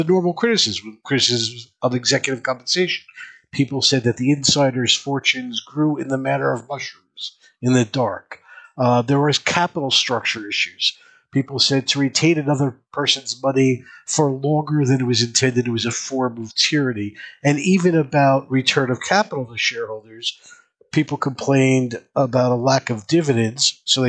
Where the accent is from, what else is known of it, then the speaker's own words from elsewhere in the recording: New York, United States; I was born in New York. I grew up in the Bronx.